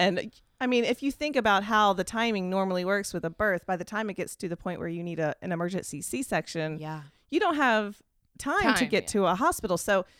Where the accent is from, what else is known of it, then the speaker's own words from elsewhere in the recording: United States; which I wasn't comfortable with because I'm American.